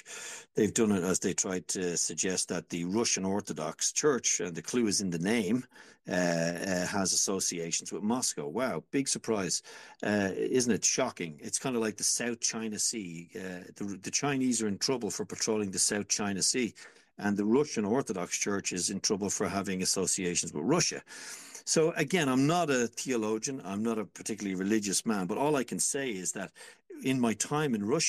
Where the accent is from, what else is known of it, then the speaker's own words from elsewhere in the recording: Ireland; I'm an Irishman, remember, and I grew up during a war where white Anglo-Celtic Irish people murdered each other in the most brutal ways known to mankind